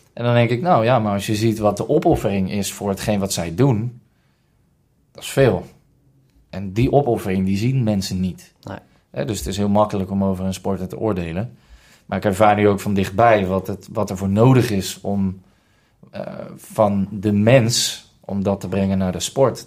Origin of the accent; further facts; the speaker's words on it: Rotterdam, South Holland, Netherlands; also born or lived in Hilversum; geboren in Hilversum en getogen in Rotterdam. Daar kom ik ook vandaan.